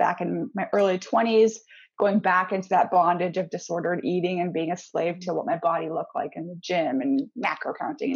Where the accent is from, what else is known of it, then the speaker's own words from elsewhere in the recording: Canada; moved away as an adult; also born or lived in Missouri, United States / Seattle area, United States; now in north of Seattle, United States; I'm actually from Canada, but I currently live in just north of Seattle